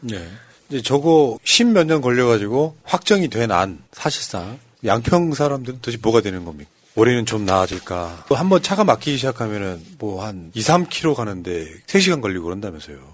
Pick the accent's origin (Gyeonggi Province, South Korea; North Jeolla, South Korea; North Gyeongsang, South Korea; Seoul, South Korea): North Gyeongsang, South Korea; Andong; 저는 안동 안동 사람인데